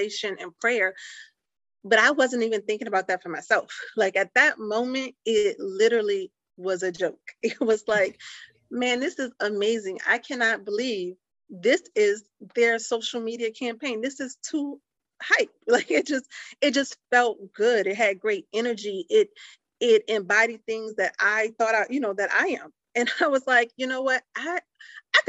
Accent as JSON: {"language": "English", "town": "New Orleans", "region": "Louisiana", "country": "United States", "tie": "born or raised there", "moved": "yes", "said": "growing up in New Orleans"}